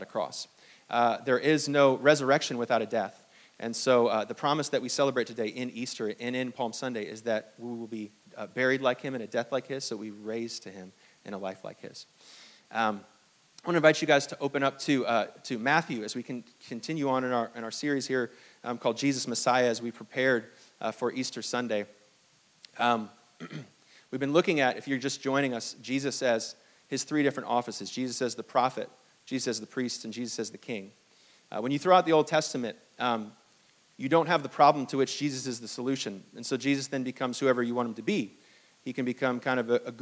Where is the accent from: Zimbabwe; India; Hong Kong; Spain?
Hong Kong; now in United States; I was born in Hong Kong